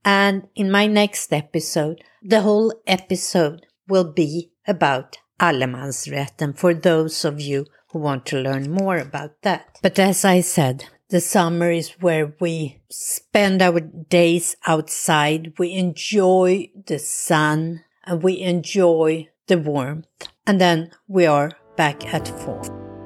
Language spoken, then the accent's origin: English; Stockholm, Stockholm County, Sweden; moved away as an adult; also born or lived in New Jersey, United States; now in Florida, United States; I grew up in Stockholm